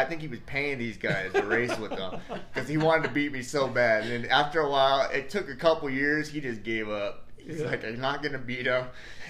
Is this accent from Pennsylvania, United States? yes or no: no; Stanton, California, United States; I grew up in Stanton.